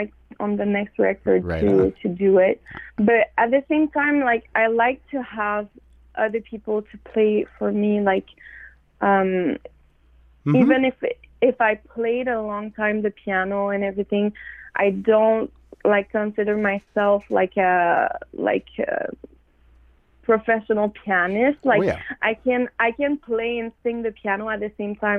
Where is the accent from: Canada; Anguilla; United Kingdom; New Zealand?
Canada; Montreal, Quebec; I'm from Wendat Nation, from Montreal